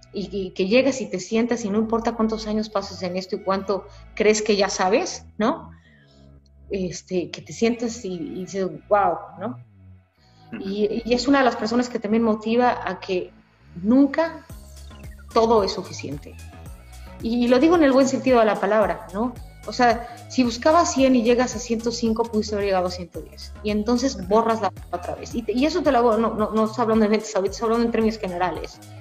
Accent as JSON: {"language": "Spanish", "country": "Mexico", "moved": "as an adult", "said": "regresé a México después de cinco años"}